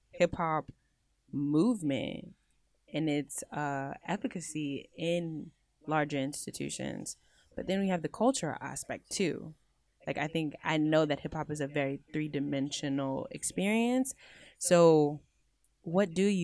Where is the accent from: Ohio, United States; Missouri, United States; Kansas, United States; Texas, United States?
Texas, United States; Houston; Houston, my hometown.